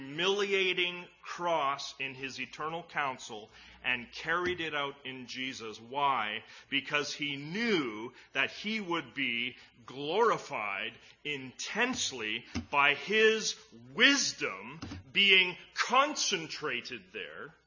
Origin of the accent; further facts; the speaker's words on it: Edmonton, Alberta, Canada; when I was a kid growing up in Edmonton